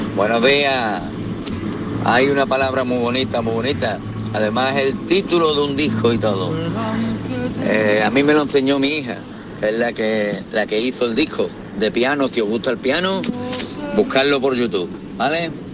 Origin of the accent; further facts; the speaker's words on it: Andalusia, Spain; Santiago y yo somos andaluces